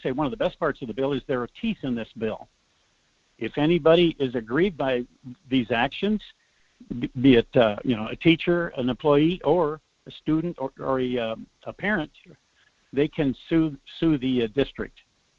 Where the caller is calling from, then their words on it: Anchorage, Alaska, United States; calling from Anchorage.